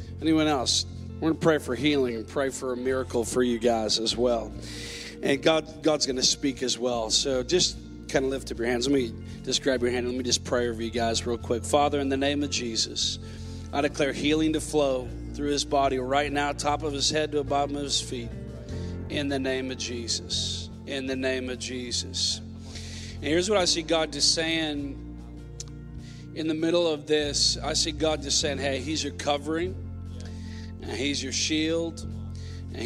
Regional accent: Minnesota, United States; moved away; I'm originally from Minnesota

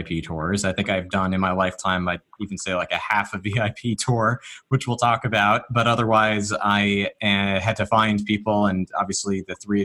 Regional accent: Northeast, United States; I grew up in the Northeast

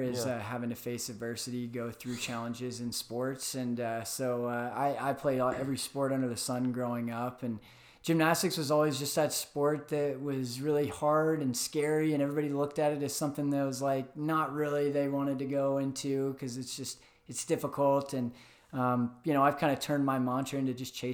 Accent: Atlanta, Georgia, United States; moved away as an adult; also born or lived in St. Louis, Missouri; now in Arizona, United States; Grew up in Atlanta

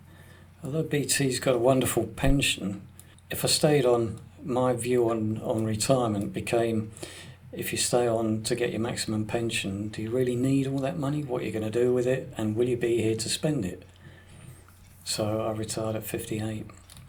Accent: London, United Kingdom; moved away as an adult; now in Newcastle upon Tyne, United Kingdom; I'm not from the northeast. I was born in London, and I moved to the northeast about 20 years ago

